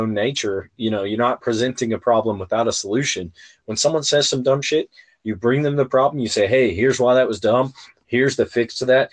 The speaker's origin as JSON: {"language": "English", "region": "West Virginia", "country": "United States", "tie": "born or raised there", "said": "growing up in West Virginia"}